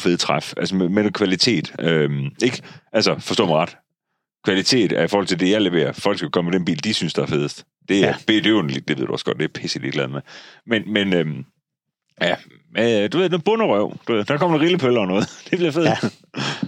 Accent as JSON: {"language": "Danish", "country": "Denmark", "tie": "born or raised there", "said": "jeg er født i Jylland"}